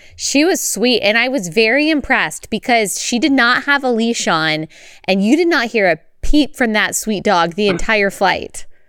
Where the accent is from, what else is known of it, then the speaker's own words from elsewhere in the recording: Dallas, Texas, United States; I was born and raised in Dallas, raised a Baptist